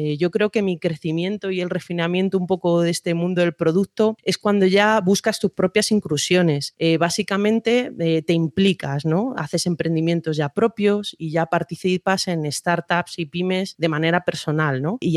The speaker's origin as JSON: {"language": "Spanish", "town": "Madrid", "region": "Community of Madrid", "country": "Spain", "said": "Pues soy de Madrid, aunque con muchos años de vínculos personales y profesionales con países de Iberoamérica."}